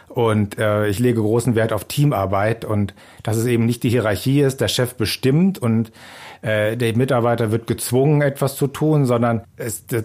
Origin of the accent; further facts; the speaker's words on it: Germany; Ja, ich als Deutscher habe mich natürlich ziemlich geärgert